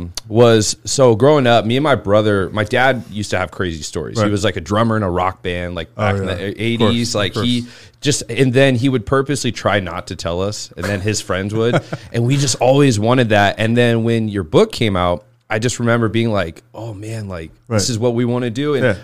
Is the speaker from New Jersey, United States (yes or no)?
no; Boise, Idaho, United States; moved away; also born or lived in Chico, California; I grew up in Boise, Idaho. That's where I'm from.